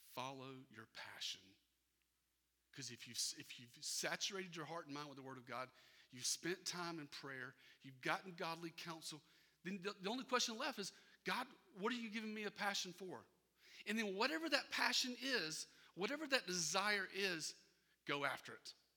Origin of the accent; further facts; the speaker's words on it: Irmo, South Carolina, United States; moved away as an adult; I grew up in Irmo